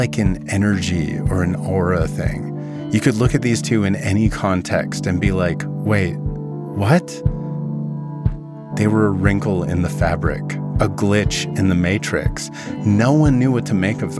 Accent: Vernon, British Columbia, Canada; You need to know about my hometown. Vernon is located in the Okanagan, a region in the interior of British Columbia

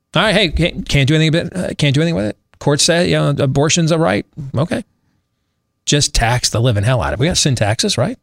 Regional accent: Michigan, United States; my home state of Michigan

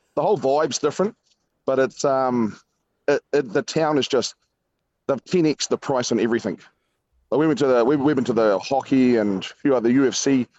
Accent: New Zealand; But we just roll up, tell him we're from New Zealand, blag it, and they'd open the door for us.

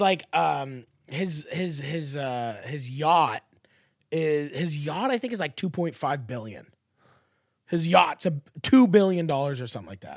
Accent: Canada; I'm Canadian

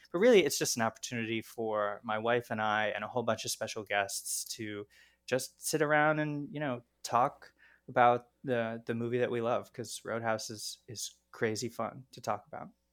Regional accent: Baltimore, Maryland, United States; where I grew up in Baltimore

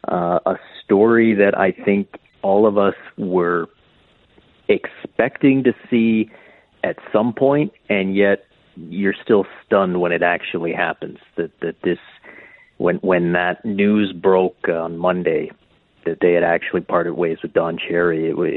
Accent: Canada; accent: Canadian; my exaggerated Canadian accent. Instead of my normal Canadian accent

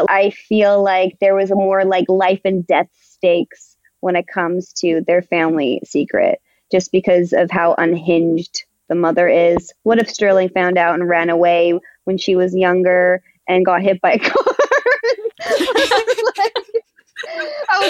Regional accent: Canada; as a Canadian

